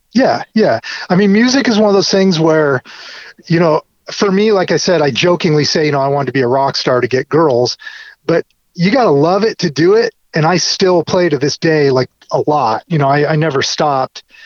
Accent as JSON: {"language": "English", "area": "Orange County", "region": "California", "country": "United States", "tie": "born or raised there", "also_born_or_lived": "Compton, Los Angeles", "said": "I was born in LA and then my parents moved us to Orange County, so I grew up, you know, in not as tough of a part of town"}